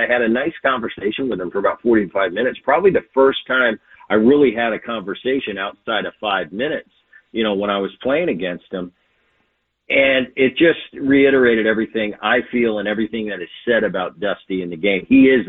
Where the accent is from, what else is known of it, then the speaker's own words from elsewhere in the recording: Philadelphia, Pennsylvania, United States; As a young kid, growing up in Philadelphia on those, you know, coming to the ballpark with my dad in his Phillies days